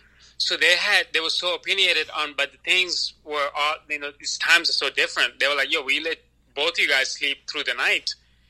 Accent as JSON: {"language": "English", "country": "Sri Lanka", "tie": "born or raised there", "moved": "yes", "lives_now": "United States", "said": "if I'm Sri Lankan, you know, when I grew up in Sri Lanka"}